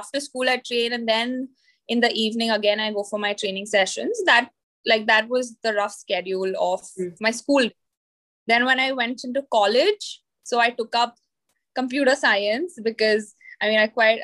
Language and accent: English; Pune, Maharashtra, India; I'm originally from Pune, which mm-hmm. is in Maharashtra, India